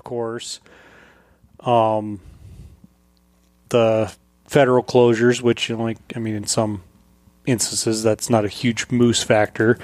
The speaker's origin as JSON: {"language": "English", "region": "Colorado", "country": "United States", "tie": "born or raised there", "moved": "yes", "said": "when I grew up in Colorado"}